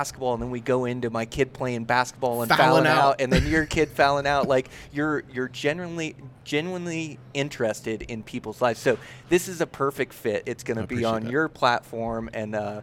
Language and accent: English; near Olympia, Washington, United States; now in Montana, United States; I was born little town just near Olympia, Washington. So Pacific Northwest